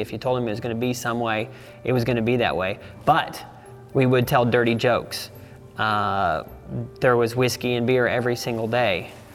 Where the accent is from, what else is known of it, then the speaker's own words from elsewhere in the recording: Savannah, Missouri, United States; I grew up on a ranch in Savannah, Missouri